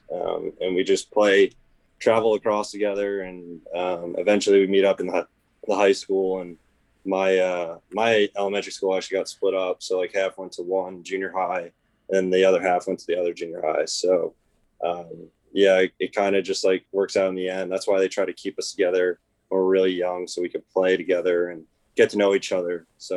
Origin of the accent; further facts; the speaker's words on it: Long Island, New York, United States; Yeah, it's not like everyone grows up from Long Island and plays lacrosse.